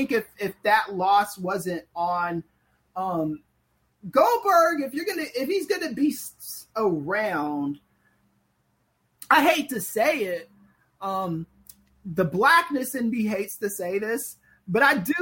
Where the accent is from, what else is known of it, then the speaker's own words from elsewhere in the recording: Los Angeles, California, United States; I'm from the streets. I'm from the mean streets of South Central Los Angeles